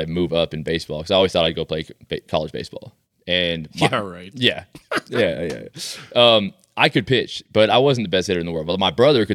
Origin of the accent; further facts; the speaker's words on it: United States; That's the cocky American coming out of me.